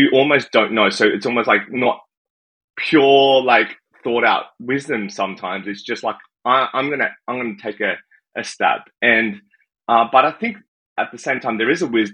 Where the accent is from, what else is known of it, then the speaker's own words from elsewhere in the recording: Sydney, New South Wales, Australia; now in Canada; I was born in Sydney, Australia. I think coming to Canada, some people have guessed I'm from the UK, but I'm not. I am from Australia